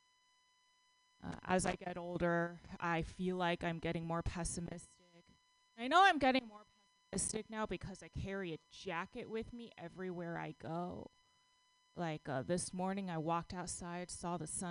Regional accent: Texas, United States; now in San Francisco, United States; I grew up in Texas

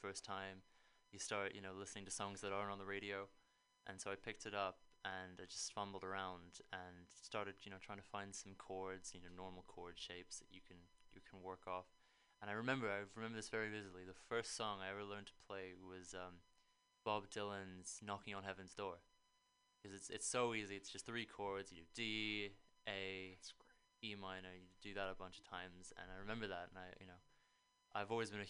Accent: Langley, South East England, United Kingdom; moved away as an adult; also born or lived in Toronto, Canada; now in United States; I was raised pretty much in London, England. I say London, but it's actually a tiny, tiny village just outside called Langley

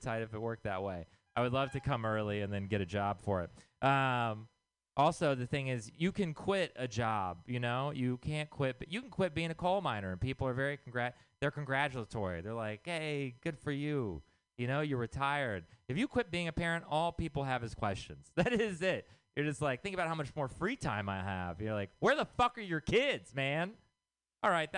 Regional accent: Texas, United States; moved away; I'm from Texas

